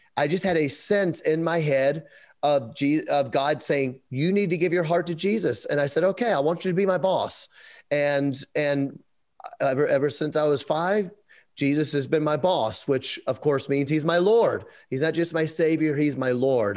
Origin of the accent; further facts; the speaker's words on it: Memphis, Tennessee, United States; We're from Memphis